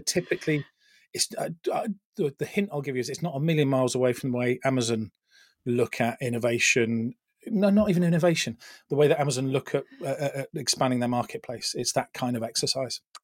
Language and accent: English; United Kingdom; we Brits, I'm the Brit